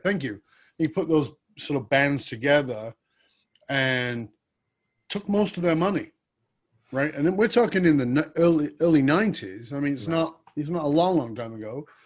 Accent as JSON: {"language": "English", "country": "United Kingdom", "tie": "born or raised there", "said": "I was born in Northern England"}